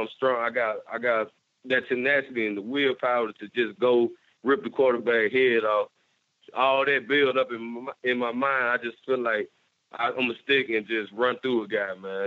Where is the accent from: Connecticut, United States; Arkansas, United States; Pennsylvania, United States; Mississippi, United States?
Mississippi, United States; Batesville; I'm a Mississippi guy, and you know, I care for my state, I care for my hometown